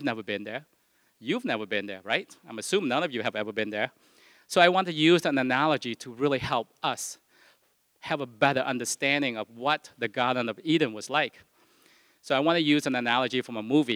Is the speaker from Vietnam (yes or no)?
yes; Vietnam; moved away; I was born in Vietnam.